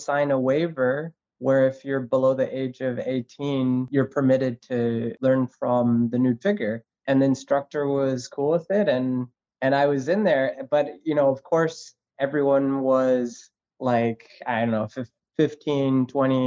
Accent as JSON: {"language": "English", "town": "Los Angeles", "region": "California", "country": "United States", "tie": "born or raised there", "also_born_or_lived": "Buenos Aires", "said": "I grew up in Woodland Hills, which is a suburb in Los Angeles"}